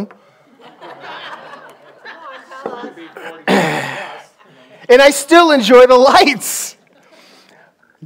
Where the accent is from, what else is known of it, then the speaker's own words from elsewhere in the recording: Maine, United States; I'm from Maine